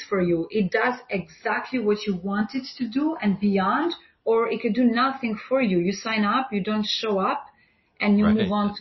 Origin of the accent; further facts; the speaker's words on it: Albania; moved away as an adult; now in New York City, United States; I'm from Albania